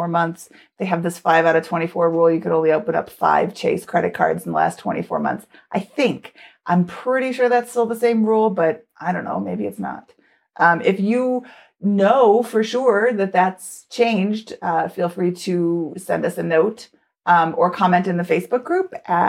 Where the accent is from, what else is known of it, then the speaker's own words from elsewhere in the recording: United States; I'm American